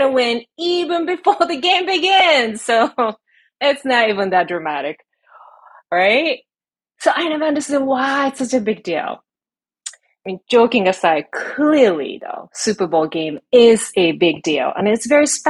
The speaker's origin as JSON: {"language": "English", "country": "Japan", "moved": "yes", "lives_now": "United States", "said": "I'm from Japan"}